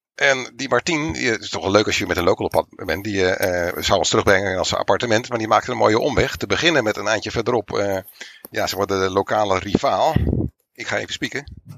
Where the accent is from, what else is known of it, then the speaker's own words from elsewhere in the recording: Netherlands; Dus wij zeggen uit Nederland